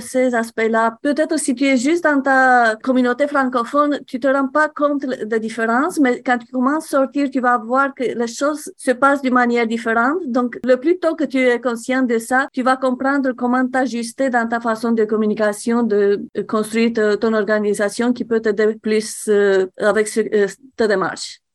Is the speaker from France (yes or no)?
no; Romania; French is a second language; now in Canada; moi je suis roumaine, donc les deux langues sont euh, des langues étrangères pour moi, le français et l'anglais.